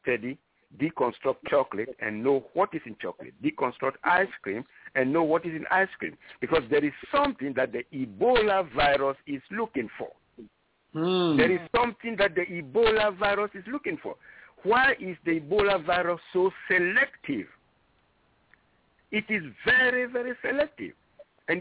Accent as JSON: {"language": "English", "town": "Libreville", "region": "Estuaire", "country": "Gabon", "tie": "born or raised there", "moved": "yes", "said": "I was born in Libreville, on the sea next to Libreville. So my first citizenship was that of Gabonese"}